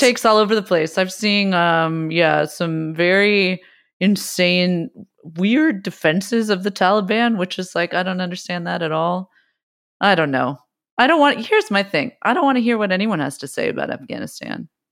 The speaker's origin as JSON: {"language": "English", "region": "West Coast", "country": "United States", "tie": "born or raised there", "said": "I also grew up, we grew up on the West Coast"}